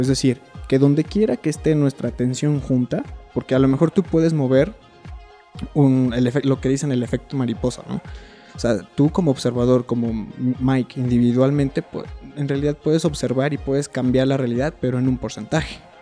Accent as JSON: {"language": "Spanish", "region": "Querétaro", "country": "Mexico", "tie": "born or raised there", "also_born_or_lived": "China", "moved": "as an adult", "said": "la ciudad de Querétaro, que paréntesis es la ciudad donde yo nací."}